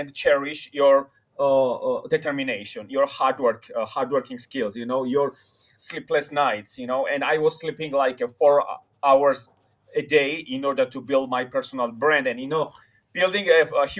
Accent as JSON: {"language": "English", "region": "Tbilisi", "country": "Georgia", "moved": "as an adult", "lives_now": "New York City, United States", "said": "I come from Tbilisi, Georgia"}